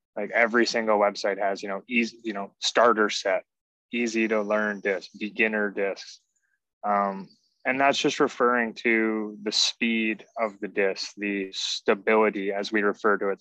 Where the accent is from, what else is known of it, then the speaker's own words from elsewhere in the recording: Canada; we're from Canada